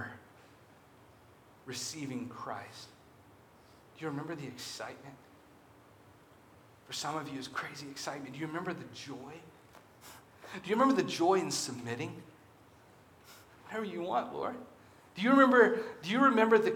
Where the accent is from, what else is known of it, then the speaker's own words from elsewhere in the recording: Alabama, United States; I'm from Alabama